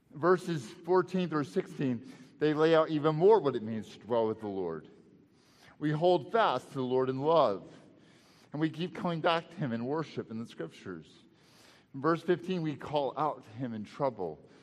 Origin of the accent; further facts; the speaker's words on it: Texas, United States; moved away; back home to Texas, and uh, right by my hometown